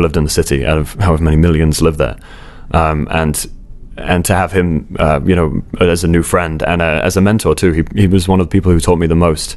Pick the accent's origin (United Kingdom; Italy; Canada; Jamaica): United Kingdom; Bournemouth, South West England; I grew up in Bournemouth on the south coast of England